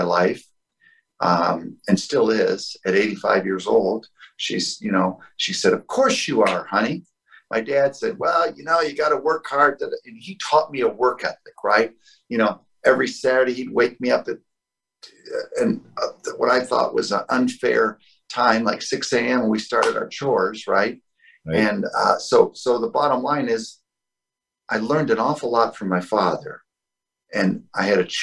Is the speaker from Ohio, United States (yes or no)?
yes; Toledo, Ohio, United States; moved away as an adult; now in Naples, United States; I come from the Midwest, the Toledo, Ohio area